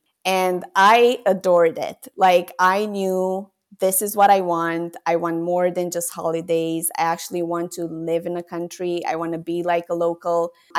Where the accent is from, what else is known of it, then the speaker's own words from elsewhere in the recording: Romania; It's a completely different place from where I was brought up in Romania.